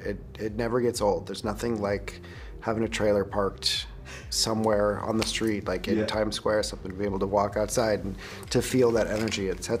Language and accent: English; Midwest, United States; moved away; that may just be my Midwest talking.